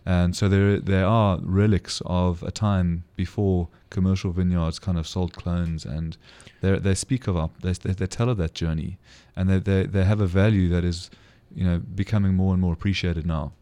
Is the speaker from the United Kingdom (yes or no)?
no; South Africa; as a South African